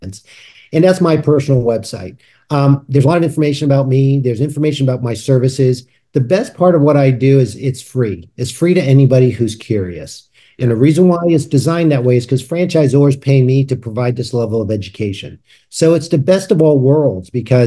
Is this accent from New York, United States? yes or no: yes; New York, United States; I grew up in New York